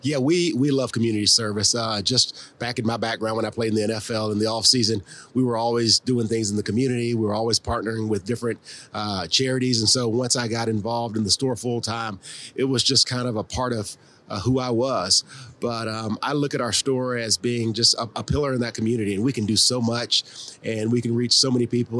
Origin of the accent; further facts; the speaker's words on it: Columbia, South Carolina, United States; moved away as an adult; also born or lived in Florida / Baltimore; I'm originally from Columbia, South Carolina